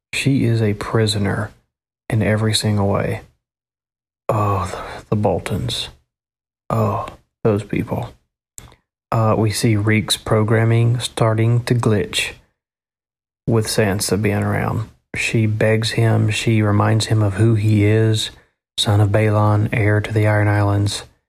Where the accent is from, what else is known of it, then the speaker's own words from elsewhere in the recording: the South, United States; accent: Southern; my Southern accent coming out